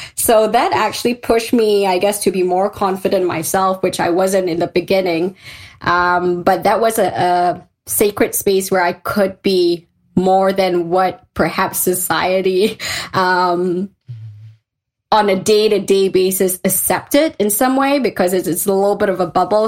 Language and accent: English; Malaysia; moved away as an adult; also born or lived in London; I'm a Malaysian girl at heart. I grew up in Malaysia